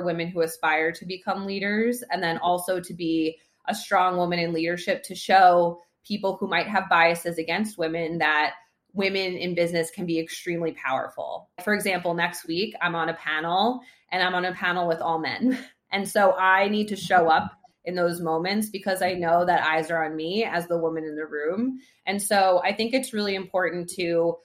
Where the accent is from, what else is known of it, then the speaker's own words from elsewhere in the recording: New York, United States; I've been a New Yorker my entire life. I grew up in New York